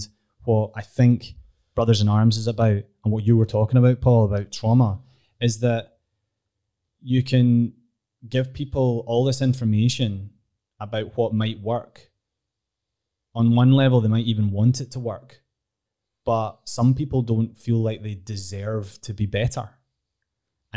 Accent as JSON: {"language": "English", "town": "Glasgow", "region": "Scotland", "country": "United Kingdom", "said": "I'm from Glasgow"}